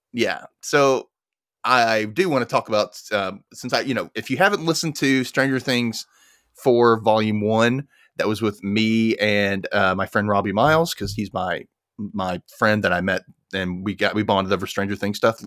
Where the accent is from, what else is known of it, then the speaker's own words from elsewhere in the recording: Memphis, Tennessee, United States; My hometown